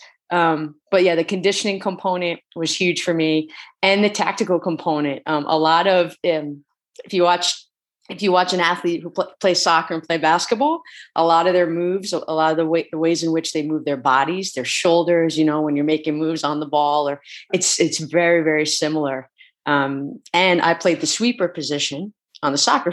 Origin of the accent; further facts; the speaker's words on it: Pelham, New York, United States; moved away as an adult; also born or lived in Philadelphia / Hanover, New Hampshire; I'm an East Coast kid, originally from Pelham, New York